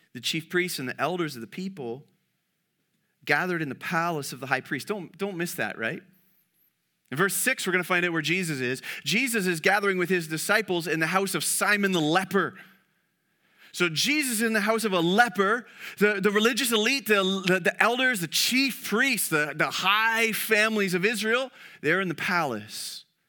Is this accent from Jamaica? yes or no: no; Canada; as a Canadian